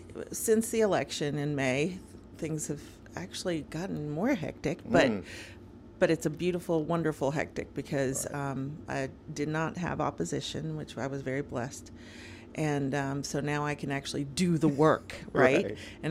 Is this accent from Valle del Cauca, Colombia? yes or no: no; Bogota, Bogotá Capital District, Colombia; born there; So I was born in Colombia. I was born in Bogota, but my parents were from Cali.